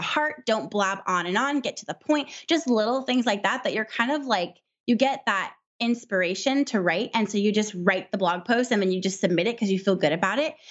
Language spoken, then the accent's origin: English; Southern California, United States; also born or lived in Midwest; we're from Southern California, so it's really, really expensive here